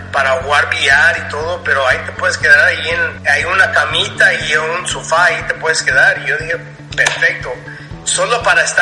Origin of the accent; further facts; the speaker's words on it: Los Angeles, California, United States; accent: chicano; yo era más como chicano también porque yo pues crecí entre los mexicanos, salí de, de esa área de, de los salvadoreños, me fui a una área donde era puro chicanos, puro, puros ah, Mexican Americans